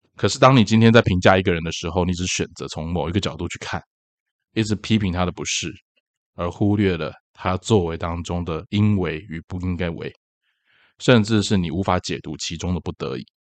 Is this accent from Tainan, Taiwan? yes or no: yes; Tainan, Taiwan; 毕竟我是台南人嘛